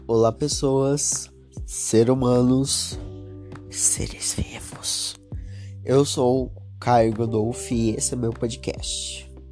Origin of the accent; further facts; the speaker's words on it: Batatais, São Paulo, Brazil; Eu sou de Batatais, interior de São Paulo